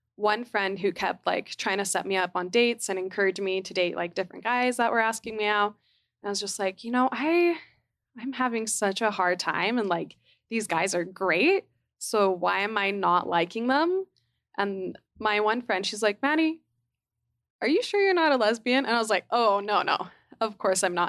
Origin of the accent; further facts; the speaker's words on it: Utah, United States; growing up in Utah